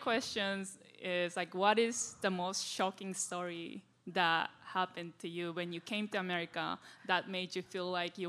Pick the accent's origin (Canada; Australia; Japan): Japan; Tokyo; now in Chicago, United States; I live here now, but I'm originally from Asakusa.